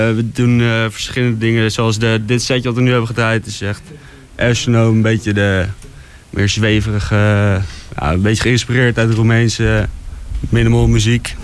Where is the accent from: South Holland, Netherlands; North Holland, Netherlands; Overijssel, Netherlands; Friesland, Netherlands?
North Holland, Netherlands; Haarlem; wij komen uit Haarlem ook